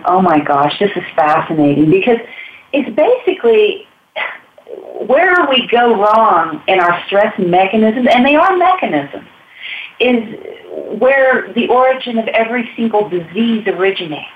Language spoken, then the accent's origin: English; Texas, United States; moved away as an adult; now in Ecuador; I'm from Texas